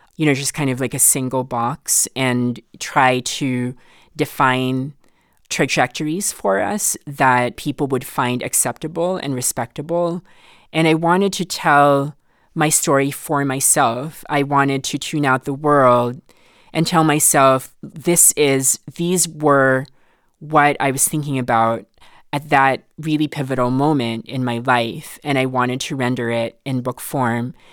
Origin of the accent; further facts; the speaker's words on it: Philippines; accent: mid Filipino American; now in United States; I grew up in the Philippines